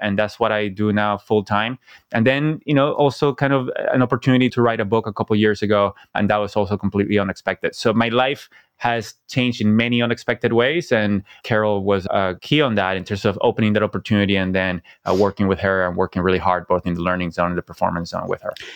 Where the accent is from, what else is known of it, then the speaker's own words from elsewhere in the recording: Venezuela; moved away; also born or lived in Silicon Valley; I came from Venezuela. I never thought I would live outside Venezuela.